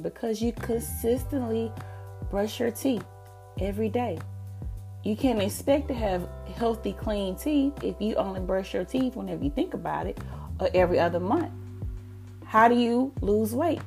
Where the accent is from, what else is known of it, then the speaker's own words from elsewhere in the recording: the South, United States; I'm from the South